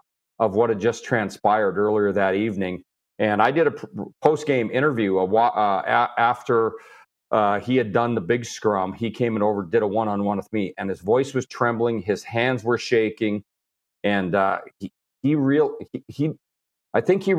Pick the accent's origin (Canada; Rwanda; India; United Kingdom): Canada; Edmonton, Alberta; moved away; Growing up in Edmonton, watching Gretzky, and I saw so many milestones with Wayne